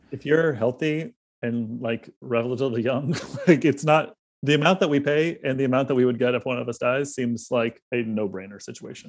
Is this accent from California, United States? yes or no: no; South Carolina, United States; moved away; Brandon and I are both from South Carolina